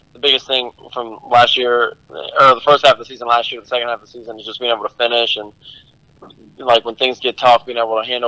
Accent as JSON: {"language": "English", "town": "Cleveland", "region": "Ohio", "country": "United States", "tie": "born or raised there", "moved": "as an adult", "lives_now": "Louisiana, United States", "said": "I'm from Cleveland, Ohio. I'm born and raised in Ohio"}